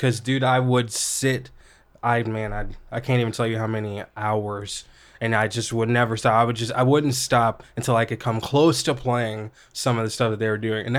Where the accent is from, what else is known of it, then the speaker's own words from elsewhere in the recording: Collinsville, Illinois, United States; I guess I should say I really grew up in Illinois and kind of small town in Collinsville, pretty small town.